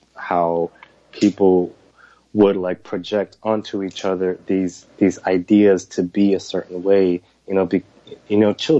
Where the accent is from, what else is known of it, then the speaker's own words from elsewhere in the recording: North Carolina, United States; moved away as an adult; now in New York, United States; I grew up in North Carolina